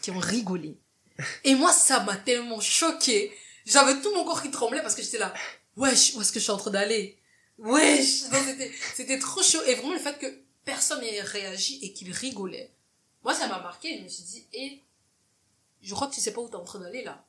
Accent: Cameroon; moved away as an adult; now in Belgium; je suis camerounaise de nationalité, je suis née, j'ai grandi au Cameroun jusqu'à mes 18 ans, puis je me suis installée en Belgique.

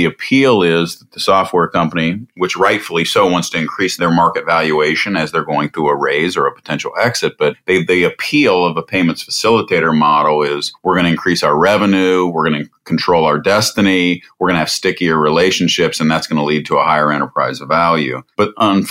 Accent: Columbus, Ohio, United States; Born and raised in Columbus, Ohio

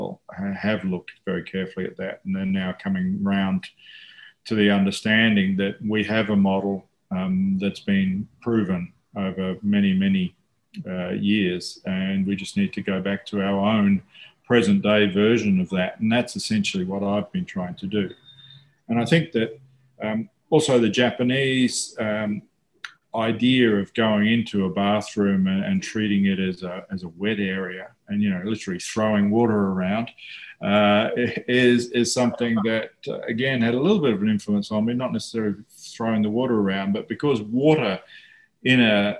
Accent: New Zealand; now in Australia; when I was growing up in New Zealand

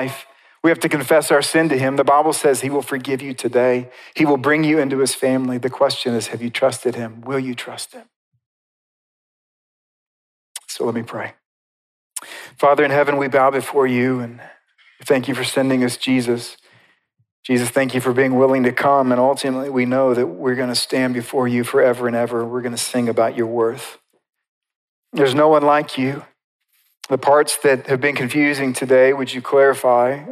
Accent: United States; as American Christians

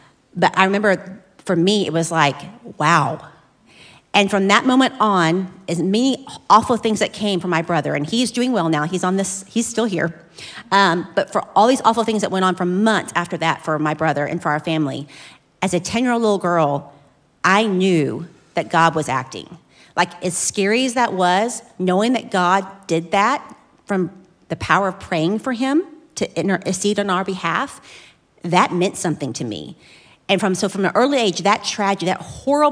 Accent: Flower Mound, Texas, United States; I was born and raised in Flower Mound

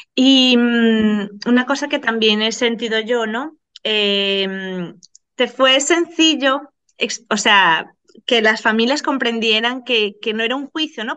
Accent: Venezuela; moved away; vengo de Venezuela y cuando llegamos aquí

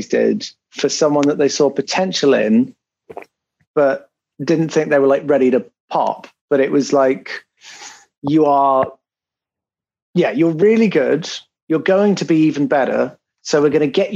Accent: United Kingdom; I'm very British in that sense.

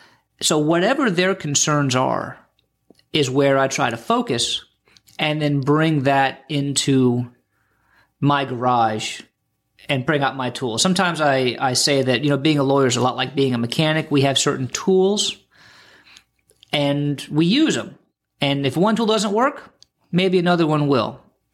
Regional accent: Florida, United States; I grew up here in the Treasure Coast, and I've been practicing law here, elder law, estate planning, taxes, probate, all that stuff, going on about 25 years now.

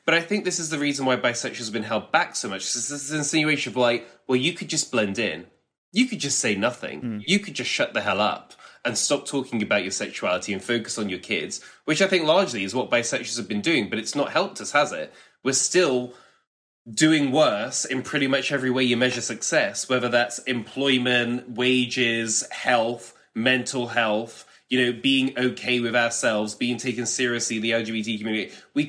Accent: United Kingdom; But I feel like, especially maybe being British, it's like, but that would cause such arguments.

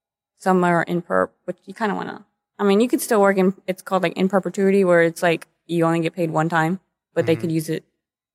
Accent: Dallas, Texas, United States; You know, I was from the Dallas area.

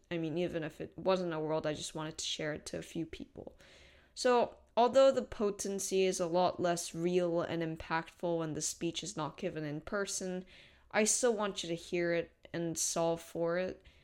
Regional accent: South Korea; I come from South Korea

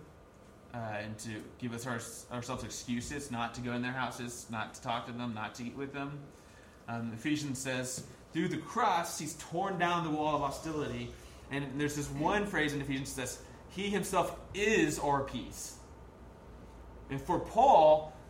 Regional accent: United States; as just an American suburban kid

